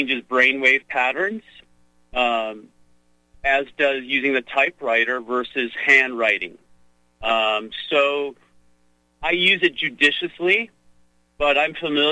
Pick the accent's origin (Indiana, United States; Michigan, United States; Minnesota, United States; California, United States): Michigan, United States; Oakland County, outside Detroit; where I grew up outside of Detroit in Oakland County.